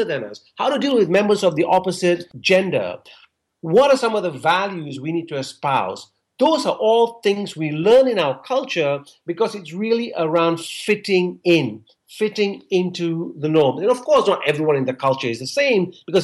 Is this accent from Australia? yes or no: no; Malaysia; moved away; I'm Malaysian Indian. So as an Indian growing up in Malaysia